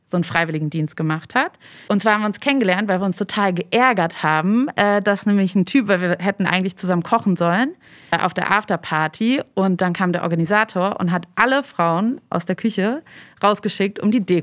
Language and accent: German; Hamburg, Germany; moved away as an adult; also born or lived in Berlin; ich bin ja Hamburgerin, bin dann aber nach dem Abi, war ich dann erstmal reisen und bin dann äh, nach Berlin, um da zu studieren.